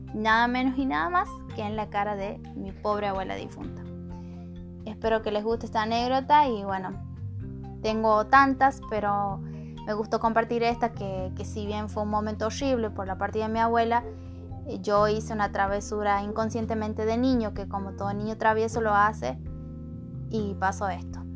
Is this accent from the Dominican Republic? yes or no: no; El Portezuelo, Argentina; soy de la localidad del Portezuelo